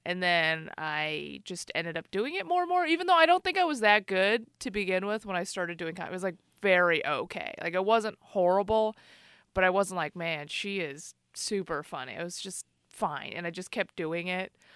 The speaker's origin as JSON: {"language": "English", "town": "Chicago", "region": "Illinois", "country": "United States", "tie": "born or raised there", "moved": "yes", "lives_now": "Bay Area, United States", "said": "I grew up in Chicago"}